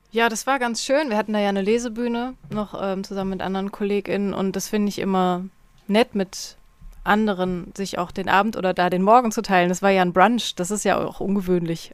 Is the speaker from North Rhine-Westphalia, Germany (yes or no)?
yes; North Rhine-Westphalia, Germany; also born or lived in Berlin; now in Leipzig, Germany; ich kenne das aus meiner Heimat so vom Niederrhein, da sind die Leute auch sehr herzlich